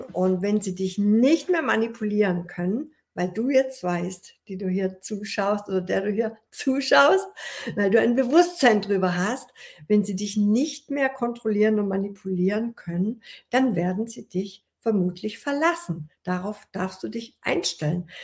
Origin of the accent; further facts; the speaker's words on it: Ulm, Baden-Württemberg, Germany; ich wollte die Schauspielschule hier an meinem Heimatort in Ulm besuchen